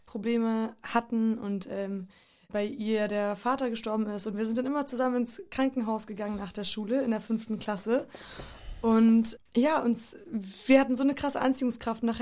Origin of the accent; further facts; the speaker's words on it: Poland; da, wo ich groß geworden bin, in Polen oder überall fast in den slawischen Ländern durch den Kommunismus und Plan Sozialismus